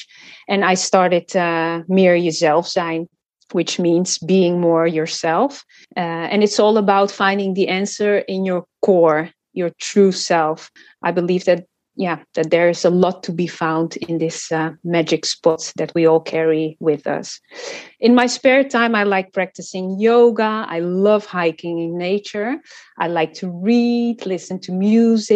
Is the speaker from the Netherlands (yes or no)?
yes; Amsterdam, North Holland, Netherlands; also born or lived in Portugal / Cape Verde; I was born in Portugal, and I lived there for 5 years until my father was offered a job in the Netherlands. So we all moved to Amsterdam